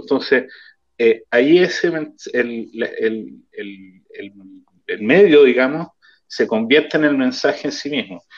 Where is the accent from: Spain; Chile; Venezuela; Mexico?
Chile; moved away as an adult; now in Israel; todos venimos de Chile, que es un clima distinto